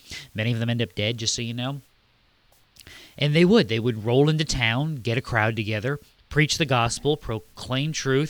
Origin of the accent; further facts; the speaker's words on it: United States; I'm an American